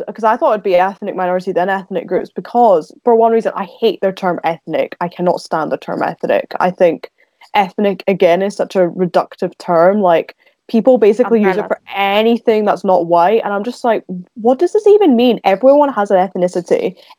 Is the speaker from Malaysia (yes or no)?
no; Scotland, United Kingdom; I'd say now probably Scottish. I'd say British / Scottish Indian. Was born a Hindu, but I don't really practice Hinduism myself.